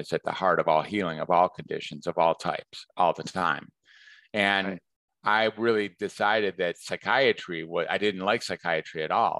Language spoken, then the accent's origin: English; Detroit, Michigan, United States; moved away as an adult; now in Northern California, United States; I am in the Detroit area is where I grew up.